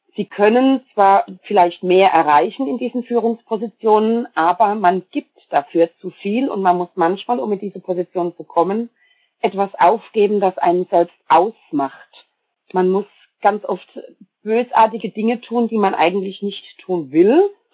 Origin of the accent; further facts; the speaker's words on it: Germany; also born or lived in Palatinate (Pfalz), Rhineland-Palatinate; wir reden uns als Deutsche immer gern schön